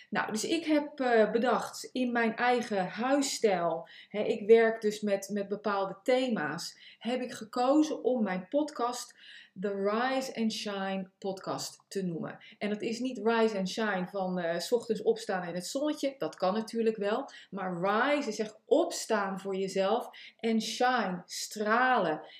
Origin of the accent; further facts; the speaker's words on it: The Hague, South Holland, Netherlands; accent: Hague; also born or lived in United States; Ik, ik, ik heb natuurlijk een Haags accent. Ik heb twintig jaar in Amerika gewoond.